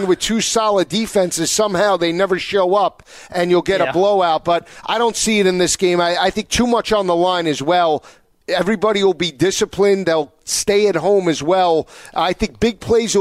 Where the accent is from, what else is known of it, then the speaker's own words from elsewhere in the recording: Northeast, United States; We grew up in the Northeast